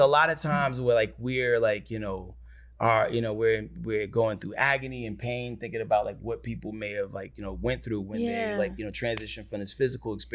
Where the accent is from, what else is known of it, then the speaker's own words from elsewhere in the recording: New York, United States; moved away; I'm from New York